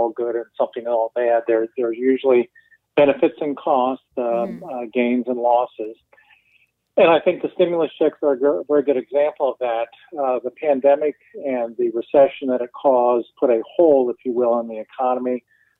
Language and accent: English; Cincinnati, Ohio, United States; now in North Carolina, United States; my town is Cincinnati.